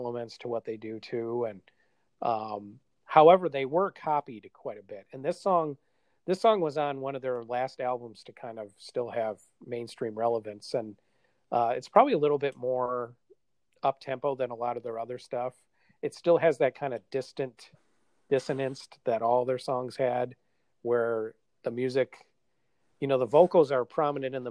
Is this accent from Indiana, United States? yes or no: no; Wisconsin, United States; We're both from Wisconsin